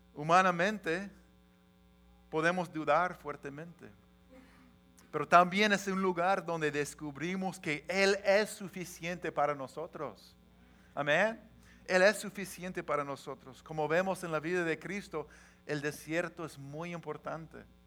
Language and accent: Spanish; Washington, United States; moved away as an adult; also born or lived in Los Angeles, California; Somos de Washington, tenemos familia, tenemos trabajo, tenemos amigos